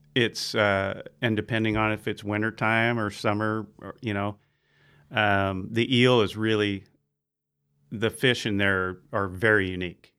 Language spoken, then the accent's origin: English; Bayside, California, United States; I grew up out in Bayside on Jacoby Creek